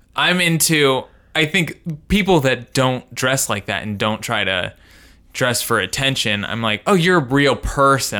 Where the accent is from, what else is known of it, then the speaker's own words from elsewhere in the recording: Indiana, United States; I'm from Indiana